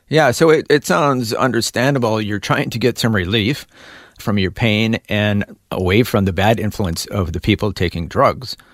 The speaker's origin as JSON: {"language": "English", "town": "Milwaukee", "region": "Wisconsin", "country": "United States", "said": "I'm from Milwaukee, Wisconsin."}